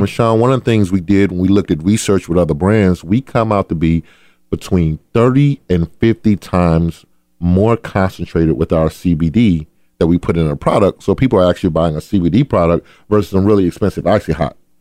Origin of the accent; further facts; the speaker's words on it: Adel, Georgia, United States; I grew up in a town called Adel, Georgia